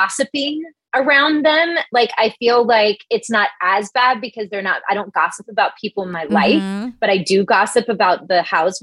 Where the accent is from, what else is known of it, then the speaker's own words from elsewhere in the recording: the South, United States; I'm from the South